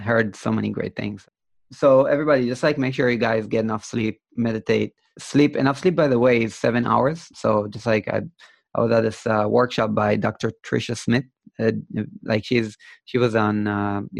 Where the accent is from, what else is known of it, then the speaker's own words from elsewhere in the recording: Israel; I'm from Israel